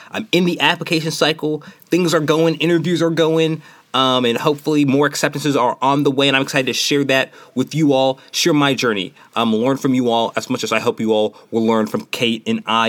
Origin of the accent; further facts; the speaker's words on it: Nashville, Tennessee, United States; moved away; from Nashville, Tennessee